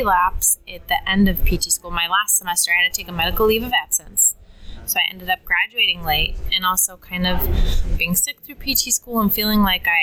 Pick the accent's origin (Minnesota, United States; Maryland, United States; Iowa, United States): Minnesota, United States; also born or lived in New York City; I grew up in Minnesota